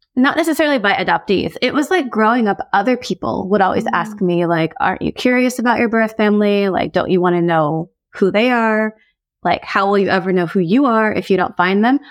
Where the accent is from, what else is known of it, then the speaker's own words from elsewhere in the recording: United States; I'm Korean American.